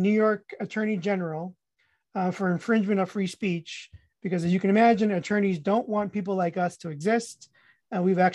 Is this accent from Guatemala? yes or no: yes; Guatemala; moved away; I'm Hispanic. I was born in Guatemala